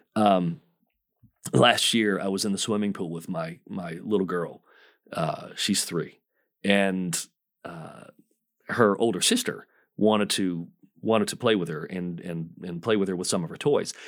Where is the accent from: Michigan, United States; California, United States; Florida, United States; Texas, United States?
Michigan, United States; moved away as an adult; the first forty years of my life, I grew up in Michigan